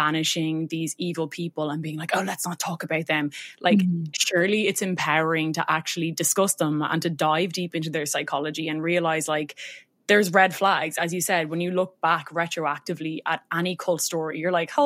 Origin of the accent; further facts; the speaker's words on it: Ireland; accent: Irish; I'm Irish, if anyone hasn't guessed by my accent.